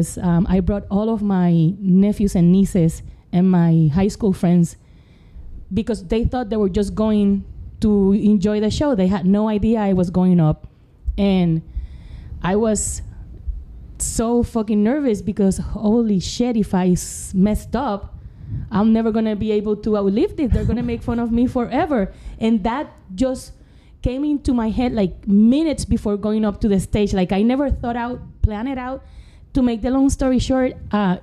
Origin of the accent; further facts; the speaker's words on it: Puerto Rico; English is a second language; moved away as an adult; also born or lived in Fort Worth, Texas; now in Temple, United States; I am from Puerto Rico, born and raised